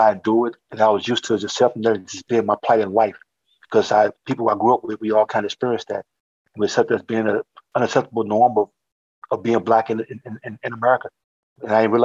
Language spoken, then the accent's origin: English; St. Louis, Missouri, United States; Born and raised in St. Louis, grew up downtown the Cochran Projects